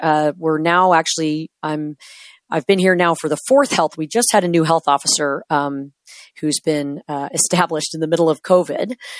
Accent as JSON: {"language": "English", "region": "Washington", "country": "United States", "tie": "born or raised there", "said": "I drove back home into my hometown, done with my training"}